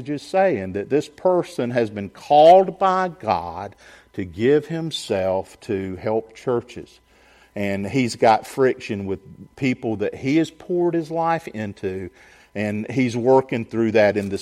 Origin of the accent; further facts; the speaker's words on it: Augusta, Georgia, United States; also born or lived in Sylvania, Georgia; We grew up in suburban Augusta, in neighborhoods